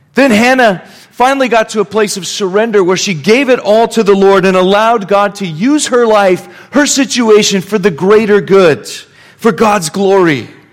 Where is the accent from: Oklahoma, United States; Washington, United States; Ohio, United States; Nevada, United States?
Nevada, United States; Reno; I grew up around Reno, Nevada